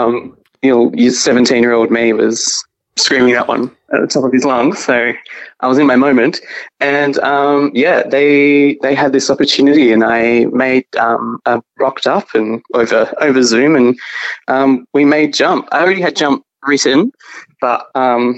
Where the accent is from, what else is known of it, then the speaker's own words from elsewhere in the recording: Mandurah, Western Australia, Australia; now in Albany, Australia; I'm from Mandurah. Okay. Which is an hour south of Perth.